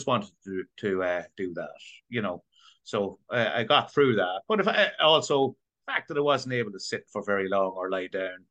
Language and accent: English; County Meath, Ireland; moved away as an adult; now in New York, United States